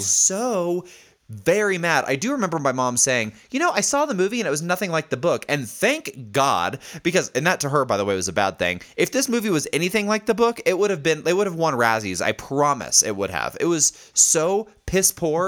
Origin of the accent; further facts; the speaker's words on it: Indiana, United States; accent: Indiana; my fucking Indiana accent